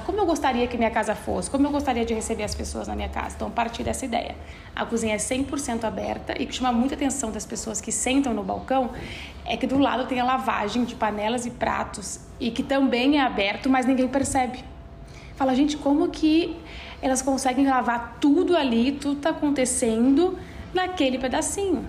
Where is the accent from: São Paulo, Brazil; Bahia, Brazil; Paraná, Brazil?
São Paulo, Brazil; Guaratinguetá; accent: caipira R ("você puxa o R"); also born or lived in Denmark; now in São Paulo, Brazil; a forma com que eu comia em Guaratinguetá. Então eu sou do interior de São Paulo